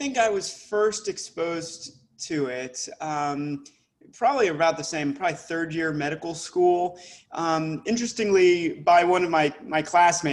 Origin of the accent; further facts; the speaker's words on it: Dallas, Texas, United States; also born or lived in Palo Alto, California / Philadelphia / New York City; I'm from Dallas originally and grew up here